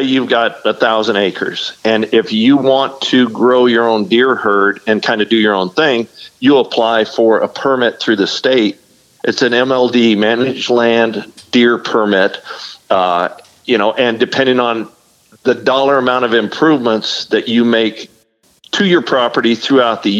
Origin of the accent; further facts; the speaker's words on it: Arizona, United States; moved away as an adult; also born or lived in Mesa, Arizona / Scottsdale, Arizona; now in Rockport, United States; I was born and raised in Arizona. You know, I lived in Mesa and Scottsdale, Arizona for a majority of my life. I moved out here to Texas